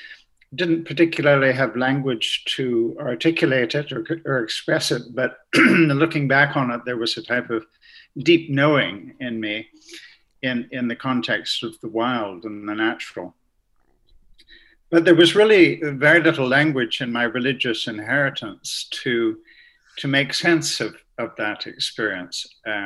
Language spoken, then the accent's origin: English; Canada; Yes, I grew up in Canada. My father was Irish and my mother Scottish, but they met on that side of the Atlantic. So I was born in Canada, which makes me a bit of a sort of mid-Atlantic confusion.